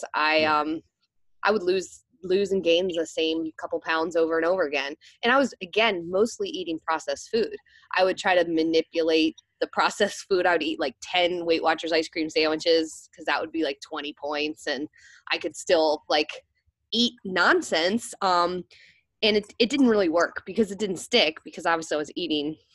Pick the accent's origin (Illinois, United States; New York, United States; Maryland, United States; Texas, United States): Maryland, United States; moved away as an adult; I moved back home to my hometown in Maryland